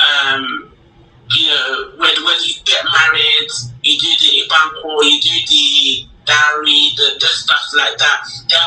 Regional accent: London, United Kingdom; I grew up in London

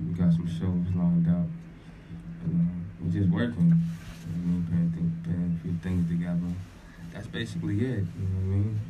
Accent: Boston, Massachusetts, United States; I'm from Boston.

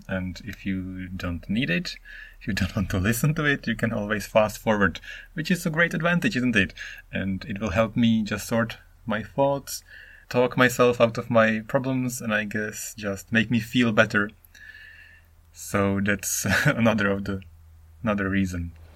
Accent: Czechia; English is a second language; moved away as an adult; now in Japan; I am Czech. I am from the Czech Republic, which is now called Czechia

